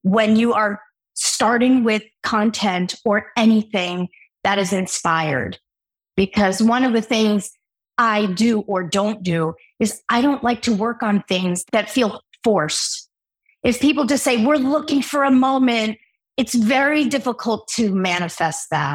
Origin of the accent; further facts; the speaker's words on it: Newark, New Jersey, United States; I grew up in Newark, New Jersey